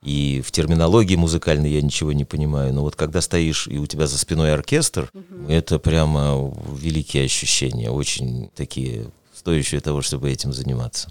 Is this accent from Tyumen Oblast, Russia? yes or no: yes; Tyumen, Tyumen Oblast, Russia; я не сибиряк, а уралец все-таки